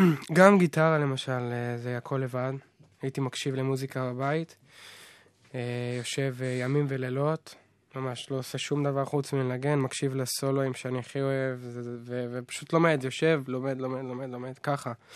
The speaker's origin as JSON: {"language": "Hebrew", "town": "Nahariya", "region": "Northern District", "country": "Israel", "tie": "born or raised there", "said": "להורים שלי יש חנוך מוזיקה בנהריה כבר 30 שנה, אז שם גדלתי, שם נולדתי"}